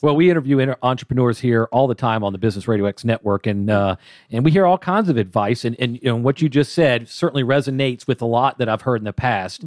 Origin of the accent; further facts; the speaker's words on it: Atlanta, Georgia, United States; I'm born and raised in Atlanta